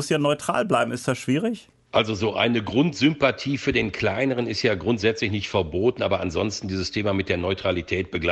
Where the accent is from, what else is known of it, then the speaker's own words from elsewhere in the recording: Dortmund, North Rhine-Westphalia, Germany; Ich bin ja auf der Südtribüne in Dortmund groß geworden